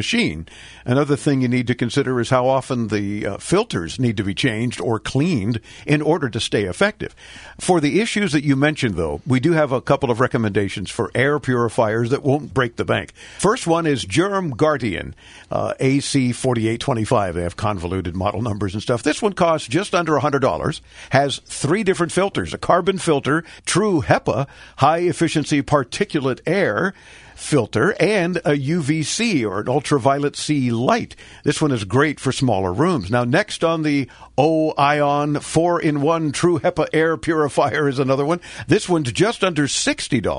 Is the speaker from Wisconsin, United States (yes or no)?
no; Miami, Florida, United States; I'm born and raised in Miami